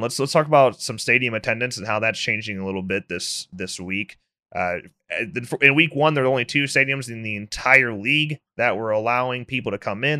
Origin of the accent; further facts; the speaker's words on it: Illinois, United States; both of us were born and raised in Illinois